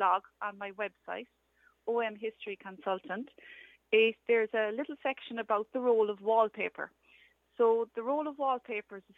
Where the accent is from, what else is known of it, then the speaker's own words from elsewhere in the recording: Dunmanway, Munster, Ireland; I am from Dunmanway in West Cork